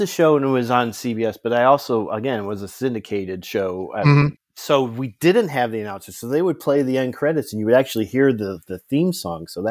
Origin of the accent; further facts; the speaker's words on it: Ohio, United States; I'm from Ohio